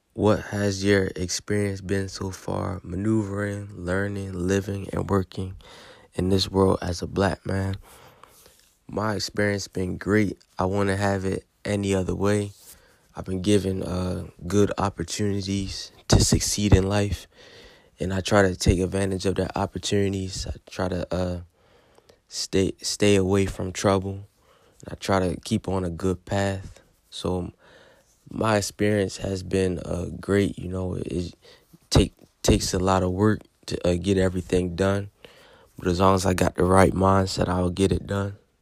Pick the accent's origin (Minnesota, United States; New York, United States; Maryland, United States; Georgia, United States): Maryland, United States; Baltimore; I'm from Baltimore, Maryland, and I'm nineteen years old.